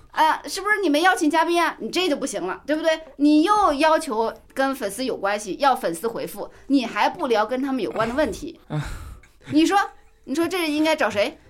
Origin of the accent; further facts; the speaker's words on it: Jiangxi, China; now in Beijing, China; 我是江西人